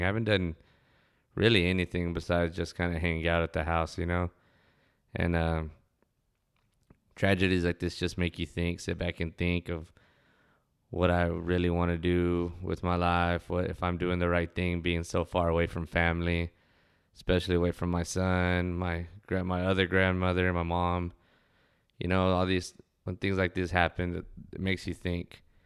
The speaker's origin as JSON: {"language": "English", "town": "Ozona", "region": "Texas", "country": "United States", "tie": "born or raised there", "said": "when I was a kid enjoying growing up in Ozona"}